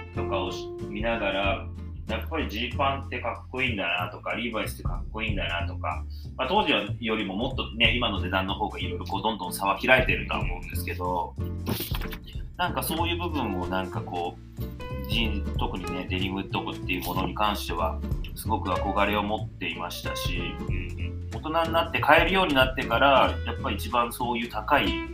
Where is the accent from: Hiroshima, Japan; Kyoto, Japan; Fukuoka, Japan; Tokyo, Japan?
Hiroshima, Japan; 僕、地元広島なんですけど、はい、広島ってやっぱり古着屋さんすごい多かったんですよ